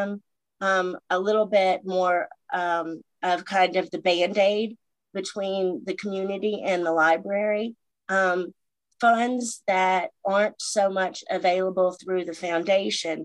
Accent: Richlands, Virginia, United States; my hometown, Richlands

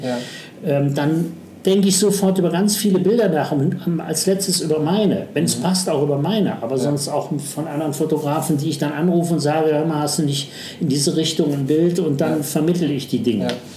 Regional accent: Düsseldorf, North Rhine-Westphalia, Germany; also born or lived in Duisburg; ich bin eigentlich in, in Duisburg geboren ja. und mein Vater ist dann beruflich dann Düsseldorf

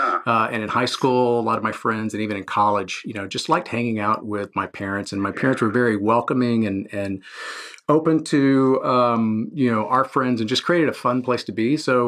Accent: San Antonio, Texas, United States; So I grew up in San Antonio, Texas. So I'm a native Texan and, you know, a pretty typical middle-class family.

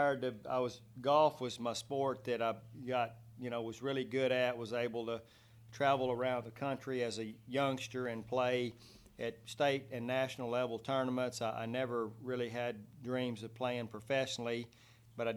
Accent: Mart, Texas, United States; now in Brownwood, United States; just slightly east, a little small community, Mart, Texas, which no one knows of unless you followed high school football

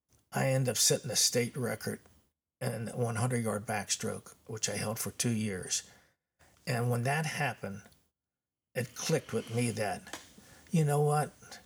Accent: Covington, Kentucky, United States; Yeah, I was born in Covington, Kentucky in 1943.

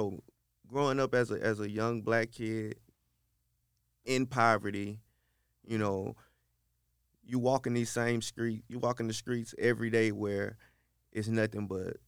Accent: Shreveport, Louisiana, United States; From Shreveport, Louisiana. Yes, born and raised. In the Queensboro area. I attended high school at Fair Park High.

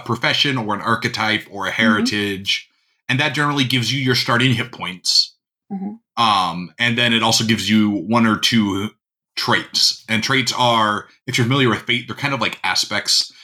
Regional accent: North Dakota, United States; I grew up in North Dakota, which is a mm-hmm. pretty mm-hmm. rural uh, state

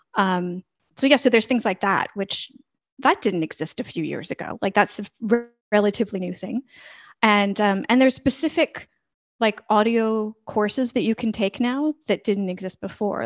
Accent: United States; moved away as an adult; now in Valencia, Spain; I'm an American who's lived overseas for the better part of 20 years.

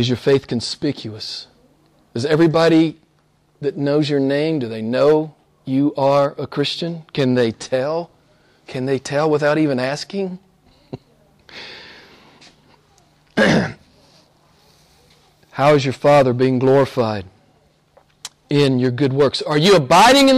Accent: United States; my home country, some famous preacher in the U.S.

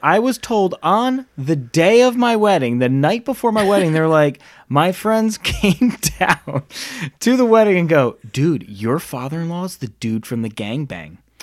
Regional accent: Rhode Island, United States; now in Charlotte, United States; I grew up in Rhode Island, moved down here to Charlotte.

